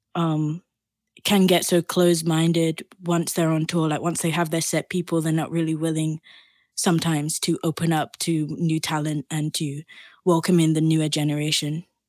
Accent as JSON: {"language": "English", "country": "Barbados", "tie": "born or raised there", "moved": "as an adult", "lives_now": "London, United Kingdom", "said": "I grew up in the Caribbean, in the island of Barbados."}